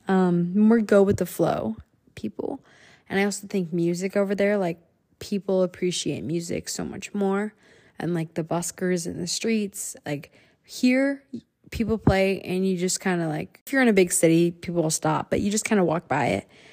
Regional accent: United States; born or raised there; also born or lived in Huazhou, China / Guangzhou, China

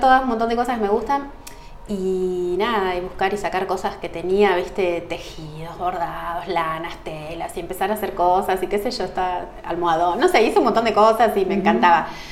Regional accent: Salazar, Argentina; moved away as an adult; now in Ushuaia, Argentina; cuando yo me recibí en el hospital de mi pueblo, que son 2.000 habitantes, que es ah, Salazar

